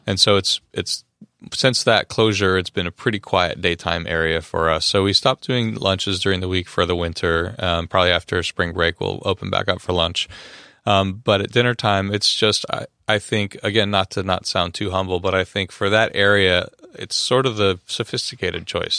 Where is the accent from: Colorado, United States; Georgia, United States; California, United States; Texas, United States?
California, United States; Los Angeles; I'm from Los Angeles